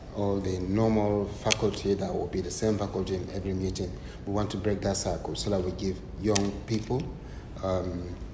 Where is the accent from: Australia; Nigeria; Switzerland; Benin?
Nigeria; now in United Kingdom; I'm Nigerian. See, I'm Nigerian.